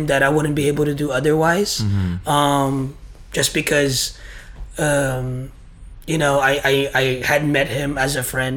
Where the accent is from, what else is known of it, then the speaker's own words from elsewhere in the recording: Bay Area, California, United States; I'm from the Bay Area, California